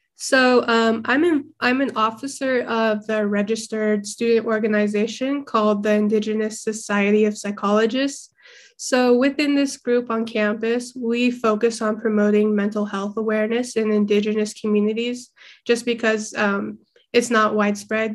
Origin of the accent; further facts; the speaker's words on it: Fairbanks, Alaska, United States; moved away as an adult; now in Durango, United States; born and raised in Fairbanks, Alaska.